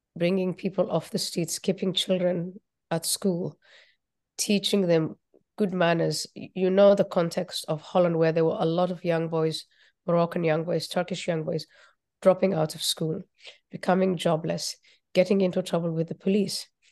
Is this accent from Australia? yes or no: no; Somalia; moved away; also born or lived in Nairobi, Kenya; I was born in Somalia